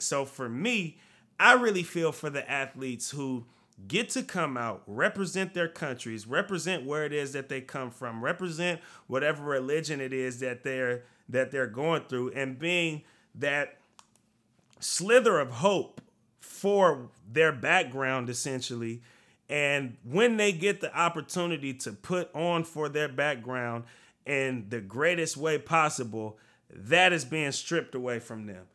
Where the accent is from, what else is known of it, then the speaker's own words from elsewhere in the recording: United States; I am an American